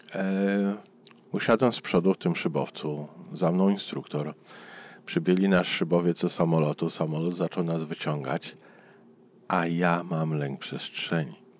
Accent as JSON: {"language": "Polish", "town": "Warsaw", "region": "Masovian Voivodeship", "country": "Poland", "tie": "born or raised there", "said": "urosłem w pobliżu lotniska, e, na Gocławiu. Teraz tam jest duże osiedle, ale jak ja dorastałem, tam było lotnisko sportowe. Wielka łąka zaraz obok Warszawy"}